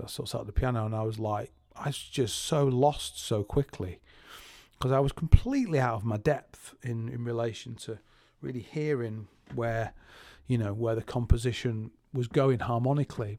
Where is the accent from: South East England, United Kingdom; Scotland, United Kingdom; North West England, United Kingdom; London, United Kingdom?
North West England, United Kingdom; Salford; I'm from Salford